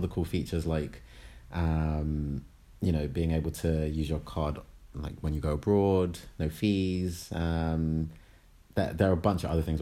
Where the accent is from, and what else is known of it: United Kingdom